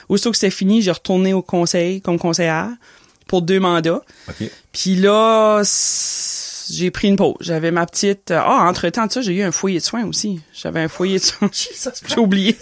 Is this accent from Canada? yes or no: yes; Petit-Rocher, New Brunswick, Canada; also born or lived in Moncton; je suis une petite fille de Petit Rocher. J'ai grandi à Petit Rocher